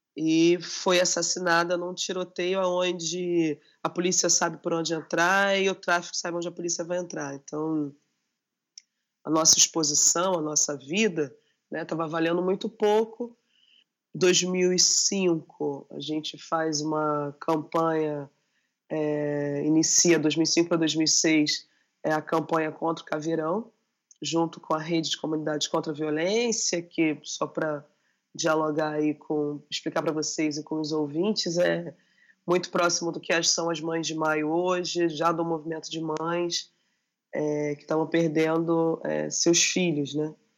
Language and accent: Portuguese; Rio de Janeiro, Brazil; eu sou da Maré, a Maré no Rio de Janeiro é uma das grandes favelas, me reivindico enquanto favelada